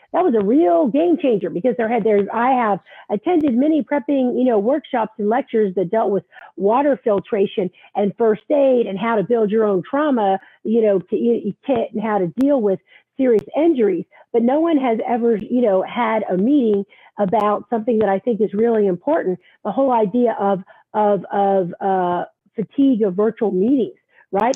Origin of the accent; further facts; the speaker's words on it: the South, United States; also born or lived in Virginia Beach; now in New York, United States; I grew up in the South and we were always worried about hurricanes here